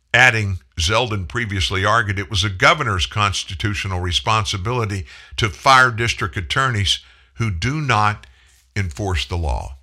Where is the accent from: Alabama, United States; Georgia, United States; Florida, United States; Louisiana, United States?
Louisiana, United States; South; also born or lived in Texas; I was born in Texas. My extended family, cousins and aunts and uncles all live in the greater Houston area. My family immigrated to South Louisiana when I was four. Been in Louisiana pretty much ever since